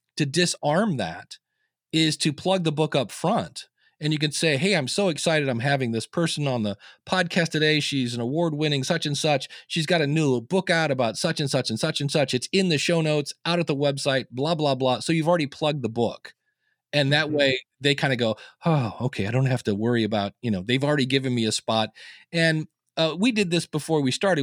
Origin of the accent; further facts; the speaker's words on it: Akron, Ohio, United States; I was born in Akron, Ohio